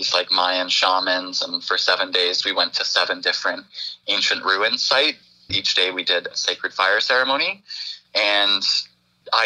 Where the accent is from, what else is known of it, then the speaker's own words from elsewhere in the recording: Brampton, Ontario, Canada; now in Orangeville, Canada; I grew up in Brampton